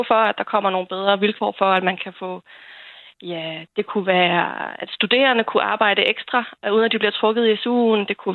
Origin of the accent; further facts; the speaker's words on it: Bornholm, Capital Region of Denmark, Denmark; jeg kommer fra, jeg er født og opvokset på Bornholm